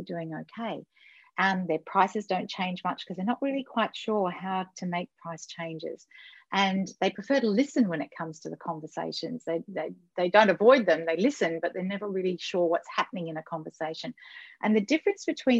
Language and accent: English; Australia; I'm Australian